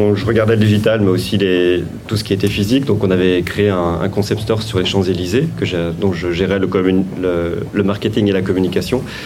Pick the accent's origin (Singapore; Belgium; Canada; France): France; Vendée, Pays de la Loire; je suis né en Vendée, euh, mes parents étaient des euh, artisans commerçants